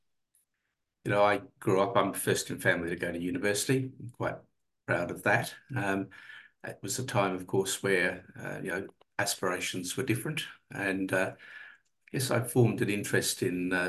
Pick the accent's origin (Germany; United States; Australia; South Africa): Australia; Adelaide, South Australia; moved away; I grew up in Adelaide